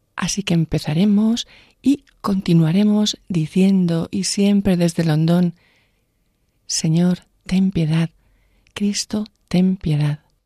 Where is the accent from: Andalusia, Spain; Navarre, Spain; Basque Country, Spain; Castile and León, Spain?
Navarre, Spain; Vera de Bidasoa; en mi pueblo, en Vera de Vidasoa